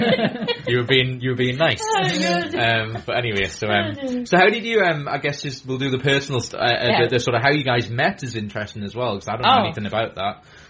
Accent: Geordie, North East England, United Kingdom; accent: Geordie; I felt like I was being shameful for my Geordiness

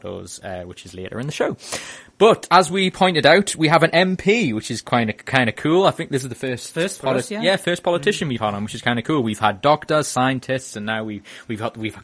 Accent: Wallsend, North East England, United Kingdom; me growing up in my area. I'm from Alls End

